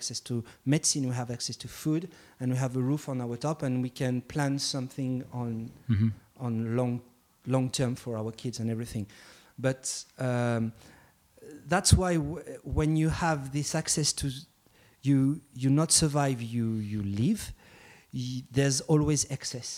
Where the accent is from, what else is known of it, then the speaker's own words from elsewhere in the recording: Mauritius; I'm coming from Mauritius